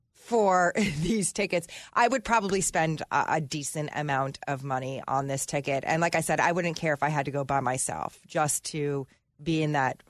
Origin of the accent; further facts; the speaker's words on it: New Jersey, United States; I'm from Jersey and I'm Italian.